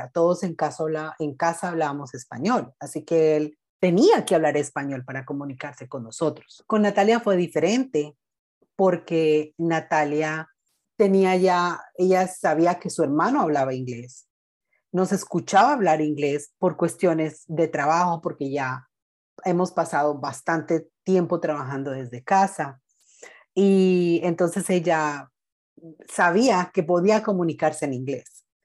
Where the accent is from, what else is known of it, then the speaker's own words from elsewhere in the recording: Colombia; now in United States; somos muy colombianos, la comida, ah, la música que escuchamos en casa